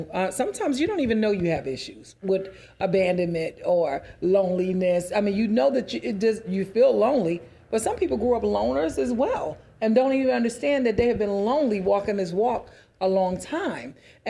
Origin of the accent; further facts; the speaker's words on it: New York City, New York, United States; I grew up in New York City, so I had to stop it.